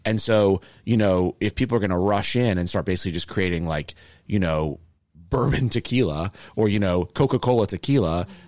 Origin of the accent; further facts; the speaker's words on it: United Kingdom; As a Brit